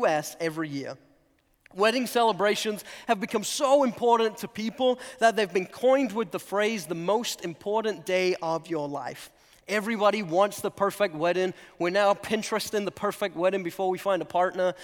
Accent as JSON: {"language": "English", "region": "England", "country": "United Kingdom", "also_born_or_lived": "North Carolina", "moved": "yes", "lives_now": "United States", "said": "I'm originally from England"}